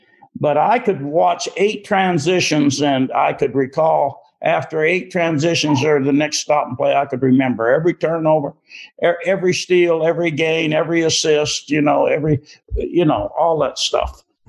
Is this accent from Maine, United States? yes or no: yes; Maine, United States; moved away as an adult; also born or lived in Kentucky; As a person from Maine. Sometimes growing up in Maine, you feel a little self-conscious or you don't have greatest confidence.